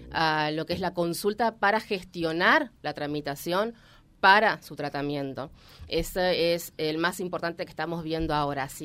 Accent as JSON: {"language": "Spanish", "town": "Mar del Plata", "region": "Buenos Aires Province", "country": "Argentina", "moved": "yes", "lives_now": "Reconquista, Argentina", "said": "Soy marplatense."}